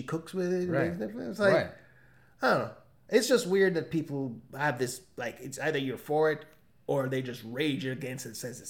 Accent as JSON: {"language": "English", "country": "Jamaica", "moved": "yes", "lives_now": "United States", "said": "I am from a former colony of Britain. I'm from Jamaica."}